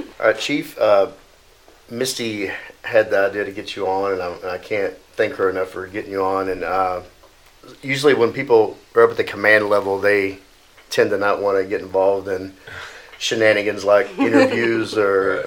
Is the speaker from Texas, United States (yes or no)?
yes; Dallas, Texas, United States; I grew up in Dallas